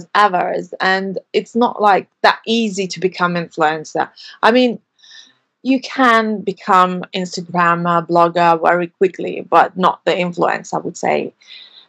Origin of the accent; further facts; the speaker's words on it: Lithuania; moved away as an adult; now in London, United Kingdom; I'm originally from Lithuania, but live in London for over 7 years